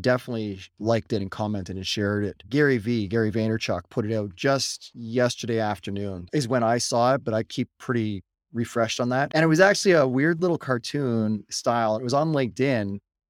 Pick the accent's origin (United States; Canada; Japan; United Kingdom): Canada; We're Canadian